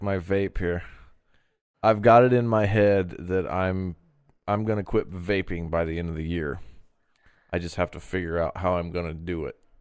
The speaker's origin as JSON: {"language": "English", "town": "Terre Haute", "region": "Indiana", "country": "United States", "tie": "born or raised there", "said": "been here my whole life, and this is my town"}